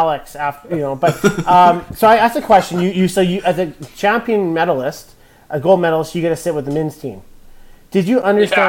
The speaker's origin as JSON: {"language": "English", "region": "Alberta", "country": "Canada", "said": "we're from Alberta"}